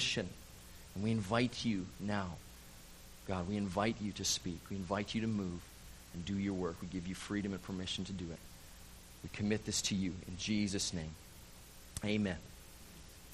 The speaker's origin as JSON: {"language": "English", "town": "Calgary", "region": "Alberta", "country": "Canada", "tie": "born or raised there", "also_born_or_lived": "Vancouver Island / Maple Ridge, British Columbia", "moved": "as an adult", "lives_now": "Kelowna, Canada", "said": "I'm from Calgary, born and raised, Calgary, Alberta."}